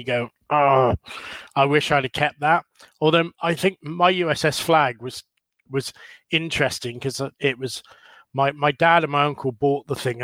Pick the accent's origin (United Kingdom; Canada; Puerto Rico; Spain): United Kingdom; Bridgwater, South West England; also born or lived in California; I'm from the Southwest, a place called Bridgewater, which is right down in the sort of, between Bristol and like the bottom of Cornwall.